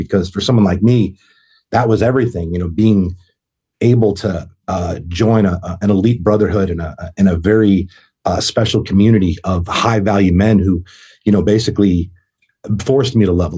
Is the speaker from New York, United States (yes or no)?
no; Boston, Massachusetts, United States; moved away as an adult; I'm from Boston, Massachusetts